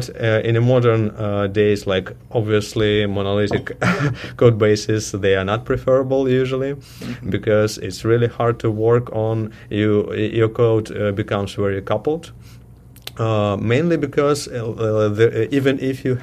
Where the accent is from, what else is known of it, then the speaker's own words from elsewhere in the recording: Ukraine; also born or lived in Russia; now in Toronto, Canada; I'm originally from Ukraine, but I started my career as a developer in Russia. And 1 year ago, I moved to Toronto, Canada